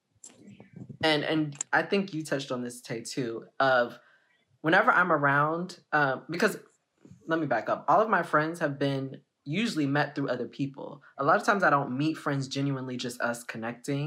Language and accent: English; Houston, Texas, United States; now in San Antonio, United States; I'm from Houston, Texas